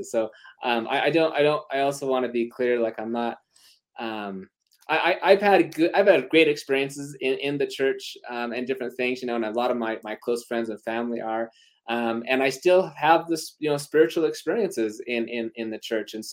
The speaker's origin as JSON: {"language": "English", "region": "Utah", "country": "United States", "said": "I'm from Utah."}